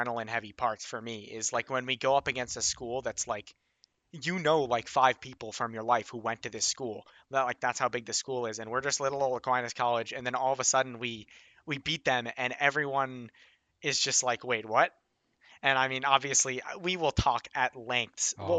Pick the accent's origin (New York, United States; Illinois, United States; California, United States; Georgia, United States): Illinois, United States; I'm from Illinois.